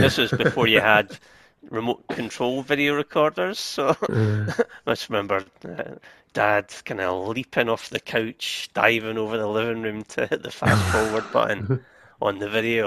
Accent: Scotland, United Kingdom; being Scottish as well, Highlander

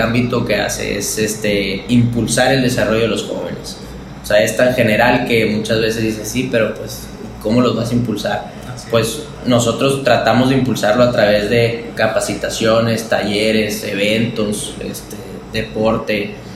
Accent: Sonora, Mexico; los jóvenes somos el futuro de Sonora

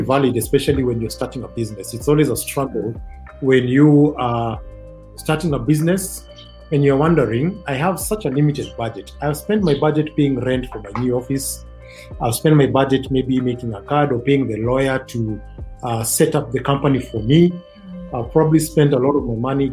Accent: Kajiado County, Kenya; I come from Kajiado County.

